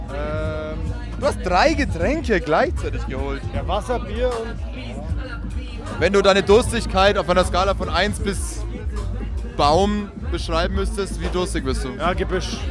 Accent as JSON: {"language": "German", "town": "Nuremberg", "region": "Bavaria", "country": "Germany", "said": "bei uns in Nürnberg"}